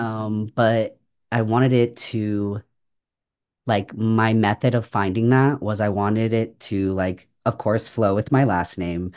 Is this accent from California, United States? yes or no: yes; San Francisco Bay Area, California, United States; moved away as an adult; also born or lived in Chicago; I grew up in San Francisco Bay Area.